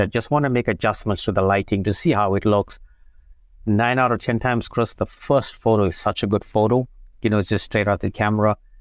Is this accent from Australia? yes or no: no; Umzinto, KwaZulu-Natal, South Africa; moved away as an adult; also born or lived in England; now in United States; I grew up in South Africa, very small town. You know, it's called Amzinto